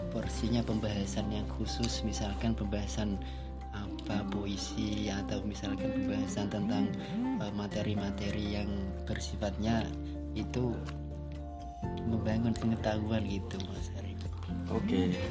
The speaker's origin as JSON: {"language": "Indonesian", "town": "Purwodadi", "region": "Central Java", "country": "Indonesia", "said": "Saya dari Purwodadi"}